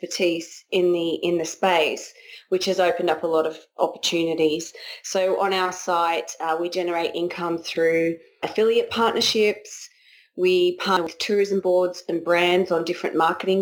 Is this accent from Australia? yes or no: yes; Australia; moved away as an adult; also born or lived in Raleigh, North Carolina; now in United States; we're Australian